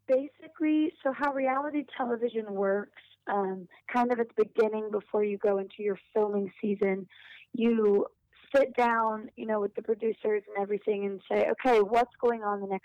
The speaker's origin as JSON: {"language": "English", "region": "North Carolina", "country": "United States", "tie": "born there", "said": "So, um, so I was born in North Carolina to two parents who um, were pastors. So because of that, we moved around a ton."}